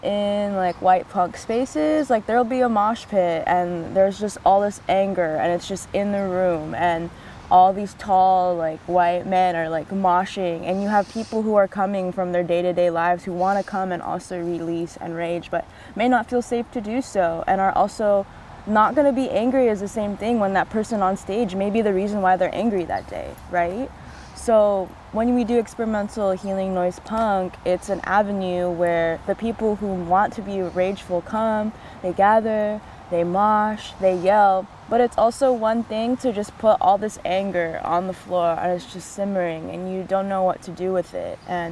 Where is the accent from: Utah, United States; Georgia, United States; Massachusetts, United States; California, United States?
California, United States; Los Angeles; the city we grew up in Los Angeles